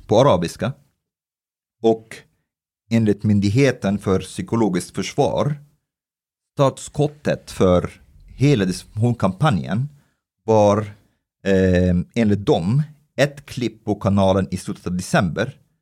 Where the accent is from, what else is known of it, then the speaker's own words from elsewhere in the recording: Egypt; now in Sweden; jag kommer från Egypten